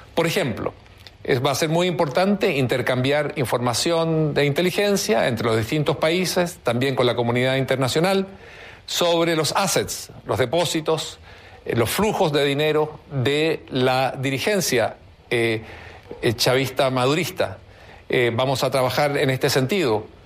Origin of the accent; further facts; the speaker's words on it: Chile; Nosotros como chilenos